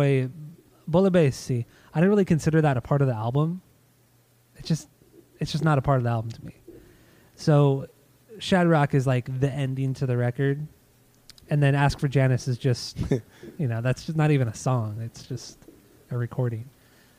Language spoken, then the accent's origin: English; New York, United States; I'm from New York. A lot of Italians there.